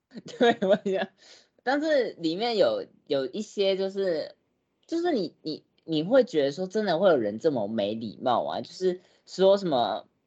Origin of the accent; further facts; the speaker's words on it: Taiwan; 我们台湾人